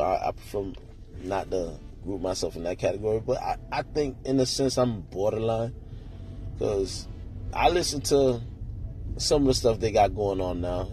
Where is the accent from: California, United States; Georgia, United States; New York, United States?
New York, United States; also born or lived in Queens / North Miami; now in Miami, United States; I'm from New York